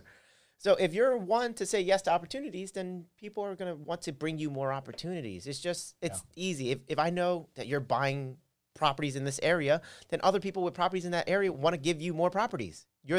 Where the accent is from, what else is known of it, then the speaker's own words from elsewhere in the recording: Philadelphia, Pennsylvania, United States; Okay, well, I'm from Philly … as you mentioned. I'm from Philly.